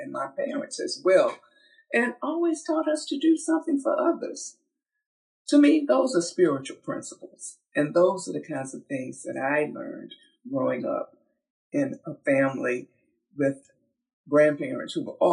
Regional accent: Georgia, United States; I was born from the Georgia red clay, born into an agrarian family

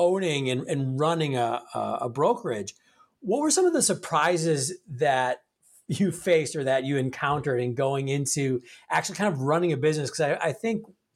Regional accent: Milwaukee, Wisconsin, United States; Representing my hometown, Milwaukee

